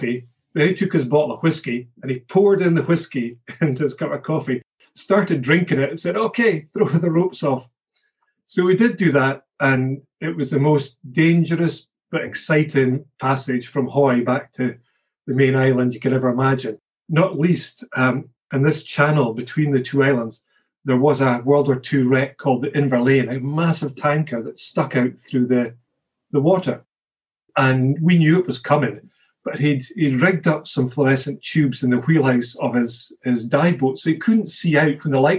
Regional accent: Scotland, United Kingdom; As a Scotsman

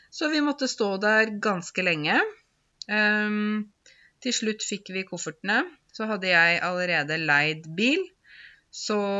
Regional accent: Norway; also born or lived in Zanzibar; Mitt første hjem er Norge, for det er her jeg er født. Det er mitt liksom Ja, det er der jeg kommer fra.

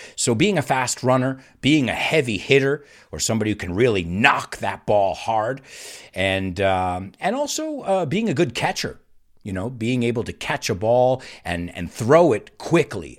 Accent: United States; our American national anthem

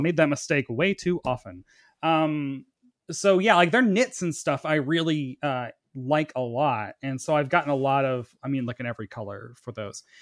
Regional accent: the South, United States; growing up in the South, growing up gay and not liking sports

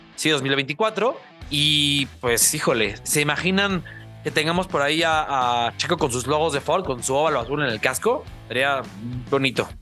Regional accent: Mexico; como mexicanos

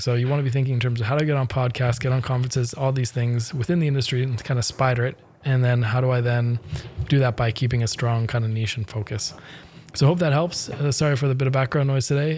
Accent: Canada; I'm Canadian

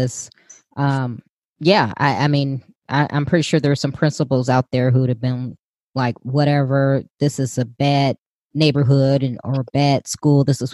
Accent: Chicago, Illinois, United States; I grew up in Chicago, so I'm a product of the Chicago public schools

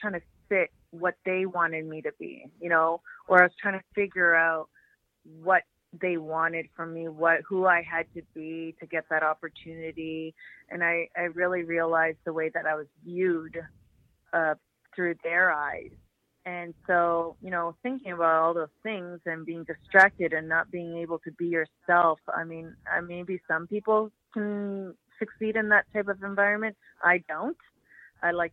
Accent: Toronto, Ontario, Canada; it's in Toronto, my hometown

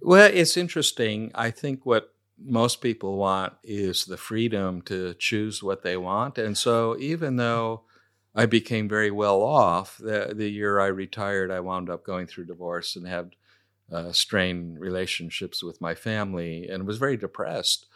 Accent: Silicon Valley, California, United States; moved away as an adult; now in Adelaide, Australia; growing up in Silicon Valley, it was very materialistic

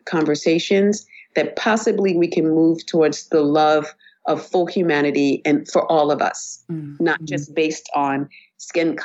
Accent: United States; I identify myself as Black American

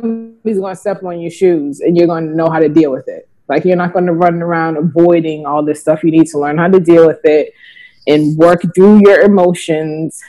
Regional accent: Boston, Massachusetts, United States; also born or lived in Georgia; now in Virginia, United States; I'm from Boston

